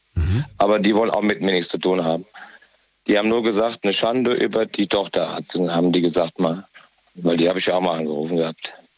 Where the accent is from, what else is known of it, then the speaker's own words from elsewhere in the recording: Essen, North Rhine-Westphalia, Germany; ich komme ja auch aus dem Ruhrgebiet, mhm. aus Essen komme ich.